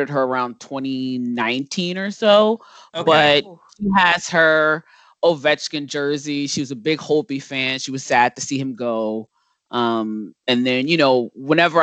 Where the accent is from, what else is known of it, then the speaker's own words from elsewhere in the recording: Virginia, United States; also born or lived in Seoul, South Korea; I'm born and raised in Virginia